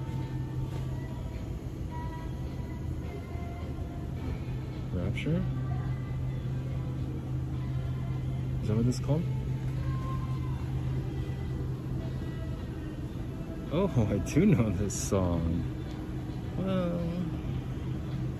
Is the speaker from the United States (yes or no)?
yes; Salt Lake City, Utah, United States; I'm from Salt Lake.